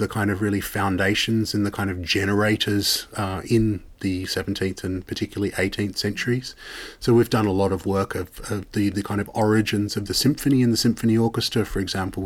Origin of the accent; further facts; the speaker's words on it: Sydney, New South Wales, Australia; moved away as an adult; now in Netherlands; growing up in Sydney and Australia